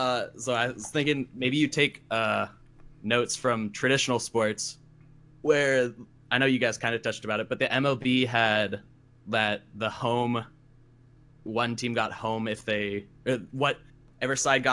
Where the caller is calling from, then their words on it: Issaquah, Washington, United States; I am from Issaquah, Washington, so basically Seattle.